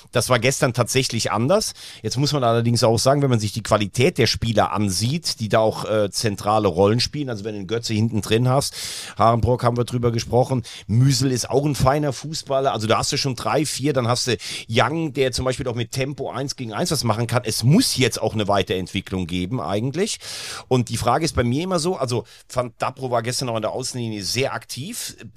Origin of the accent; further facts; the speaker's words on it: Rhineland, Germany; ist aber auch richtig gut, sage ich selbst als Rheinländer.